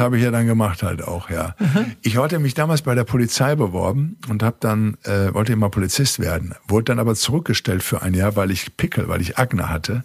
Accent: Recklinghausen, North Rhine-Westphalia, Germany; ich war ganz aus dem Pott, aus dem Ruhrgebiet in Recklinghausen Süd, in der Arbeitersiedlung bin ich groß geworden

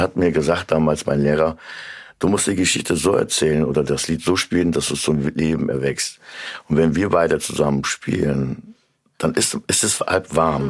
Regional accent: Korbach, Hesse, Germany; now in Kassel, Germany; komme eigentlich ursprünglich aus Korbach. Es ist mhm. meine Heimat

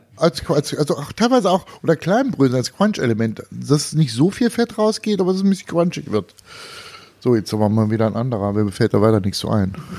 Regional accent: Thuringia, Germany; ich bin Thüringer

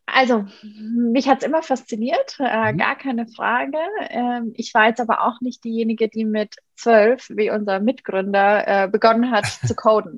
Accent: Munich, Bavaria, Germany; ich bin in München aufgewachsen

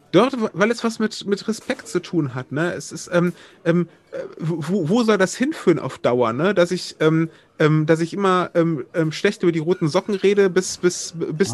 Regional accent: Wuppertal, North Rhine-Westphalia, Germany; in meiner Heimat Wuppertal

